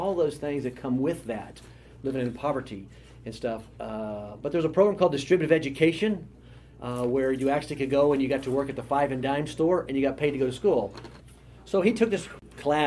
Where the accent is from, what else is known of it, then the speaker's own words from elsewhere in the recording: Lawton, Oklahoma, United States; now in Oklahoma City, United States; I was born down in Lawton, Oklahoma